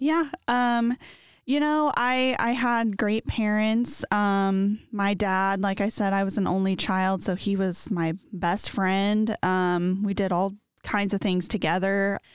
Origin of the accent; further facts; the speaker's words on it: Muncie, Indiana, United States; moved away as an adult; now in Noblesville, United States; I am originally from Muncie. Um, I am an only child of my father, and I had a half brother from my mom's